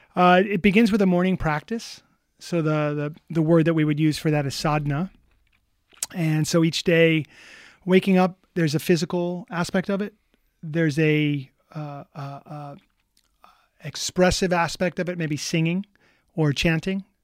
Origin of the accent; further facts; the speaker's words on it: New York City, New York, United States; I'm from New York City